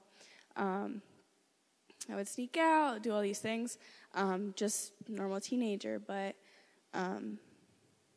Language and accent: English; Philadelphia, Pennsylvania, United States; I'm 17 and I'm from Philadelphia, Pennsylvania